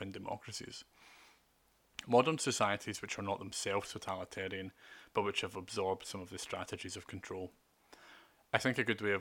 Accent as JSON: {"language": "English", "country": "United Kingdom", "said": "I have rights as a British and European Union citizen"}